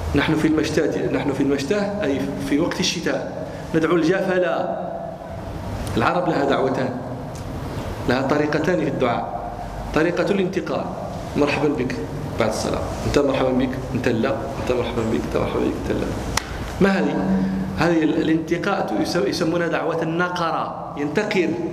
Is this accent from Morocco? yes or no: yes; Morocco; عندنا في المغرب